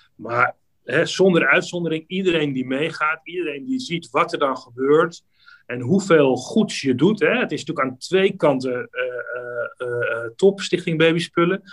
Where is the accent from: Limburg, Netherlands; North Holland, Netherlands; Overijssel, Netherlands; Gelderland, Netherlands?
North Holland, Netherlands; Amsterdam; ik ben een Amsterdammer